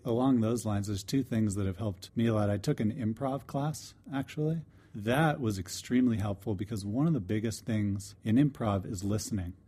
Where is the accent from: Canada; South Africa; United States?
United States; DeLand, Florida; moved away; I'm from DeLand, Florida